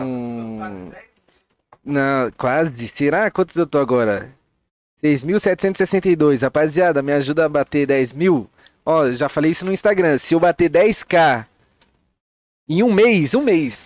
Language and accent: Portuguese; São Paulo, Brazil; eu vim de um bairro muito bom da zona, da zona sul de São Paulo, eu vim do Grajaú